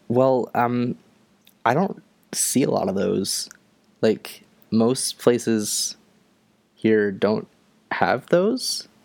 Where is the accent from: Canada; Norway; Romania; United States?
Canada; Ontario; now in Nova Scotia, Canada; I am from Canada. I am from uh, Ontario, although right now I'm living in Nova Scotia